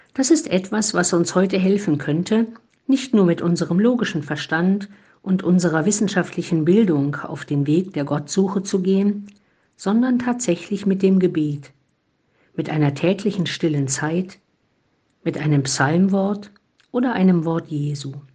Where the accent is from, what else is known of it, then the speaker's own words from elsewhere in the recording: Germany; ich bin halt keine Italienerin, sondern eine eher nicht so überschwängliche Deutsche